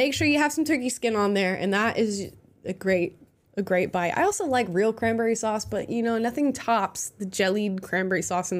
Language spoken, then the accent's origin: English; Florida, United States; Well, I am from Florida, but for some reason, I didn't get any of, like, I didn't get a Southern draw, and it makes me so upset.